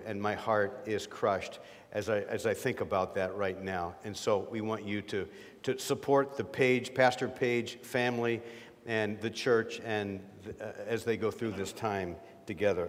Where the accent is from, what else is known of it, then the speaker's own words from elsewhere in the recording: Erie, Pennsylvania, United States; moved away as an adult; I'm from Erie and served a church there for 35 years